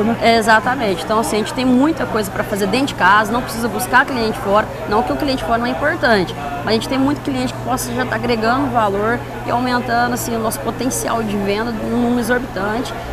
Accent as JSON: {"language": "Portuguese", "town": "Buritizal", "region": "São Paulo", "country": "Brazil", "tie": "born or raised there", "also_born_or_lived": "Porteirinha, Minas Gerais", "said": "Eu nasci no, no norte de Minas, cidade chamada Porteirinha, mas fui criada no interior de São Paulo, ali, Buritizal, ali em torno"}